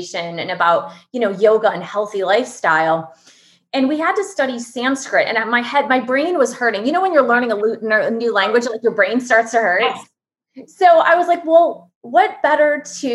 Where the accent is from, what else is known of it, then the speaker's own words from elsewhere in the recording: Michigan, United States; moved away; I grew up in Michigan